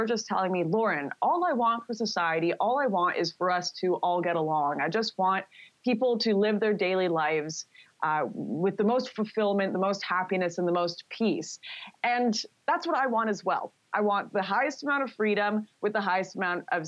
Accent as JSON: {"language": "English", "town": "Vancouver", "region": "British Columbia", "country": "Canada", "tie": "born or raised there", "said": "my hometown of Vancouver"}